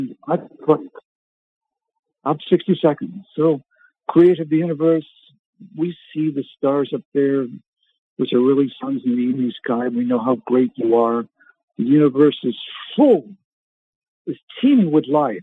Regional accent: Canada; I was born in Canada

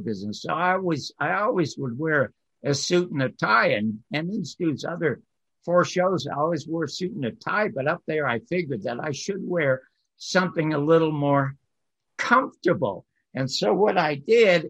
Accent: Toronto, Ontario, Canada; I'm from Toronto

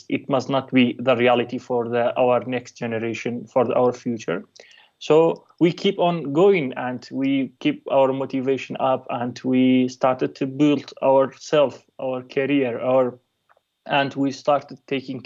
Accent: Kurdistan Region, Iraq; I'm a Kurdish person in a nationality, and I was born in a conflict zone in the Middle East, and specifically I was born in the Kurdistan, which is in the northern Iraq

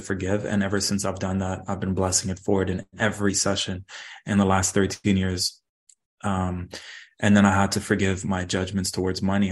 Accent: Dubai, United Arab Emirates; now in Toronto, Canada; Growing up in Dubai, I saw super wealthy people and super poor people

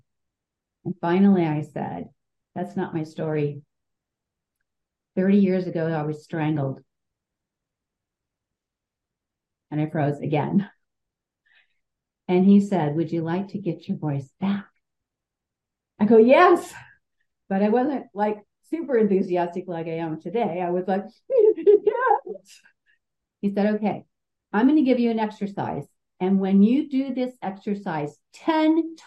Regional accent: Southern California, United States; I'm from Southern California.

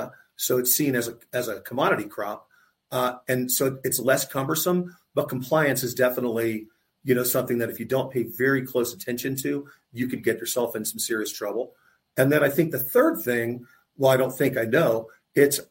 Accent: Tampa, Florida, United States; I grew up in Tampa, I went to college in Tampa

